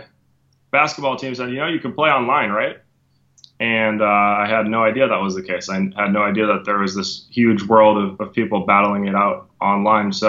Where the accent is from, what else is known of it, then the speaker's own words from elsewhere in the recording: Minnesota, United States; moved away as an adult; now in Fort Lauderdale, United States; I used to be a Minnesota native. I was born and raised there, and I moved down here when I was 20 years old.